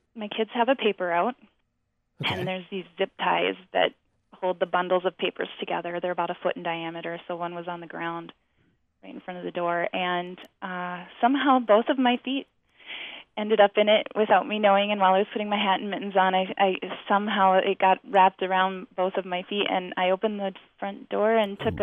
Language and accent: English; Deep South, United States; also born or lived in Georgia / Virginia / Tennessee; I grew up in the Deep South